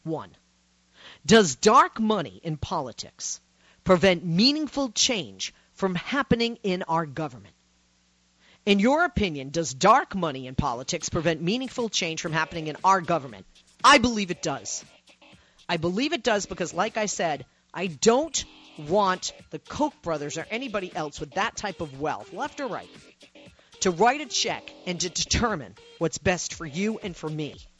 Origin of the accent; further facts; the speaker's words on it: Massachusetts, United States; moved away; from my home state originally